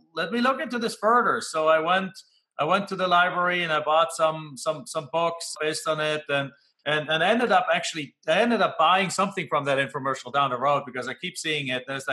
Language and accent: English; Germany; English is a second language; moved away as an adult; now in United States; when I come home back to Germany